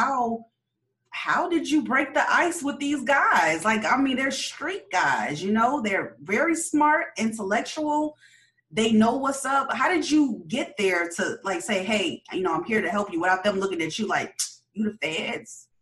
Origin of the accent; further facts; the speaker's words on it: Chicago, Illinois, United States; I grew up in Chicago